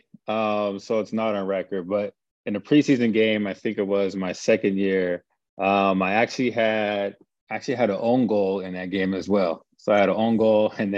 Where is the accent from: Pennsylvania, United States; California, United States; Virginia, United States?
California, United States; Palmdale; moved away as an adult; I grew up in Palmdale, California, probably about an hour, 15 minutes north of Los Angeles